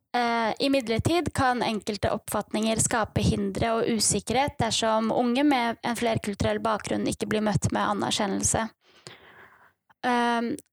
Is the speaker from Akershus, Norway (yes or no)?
yes; Bærum, Akershus, Norway; moved away as an adult; also born or lived in Kurdistan; now in Bergen, Norway; Jeg har vokst opp på Rykken i Bærum kommune og flyttet til Bergen